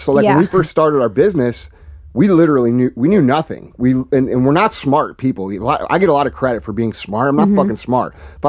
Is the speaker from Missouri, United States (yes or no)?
yes; St. Louis, Missouri, United States; Yeah, basically, you know, I'm just a regular dude from from St. Louis. I grew up in Missouri